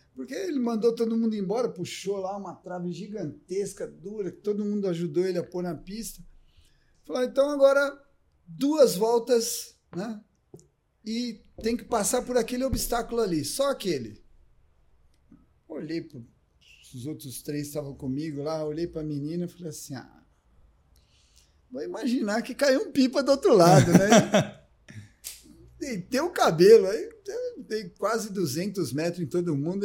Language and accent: Portuguese; Ribeirão Preto, São Paulo, Brazil; also born or lived in Jaboticabal; me criei em Ribeirão Preto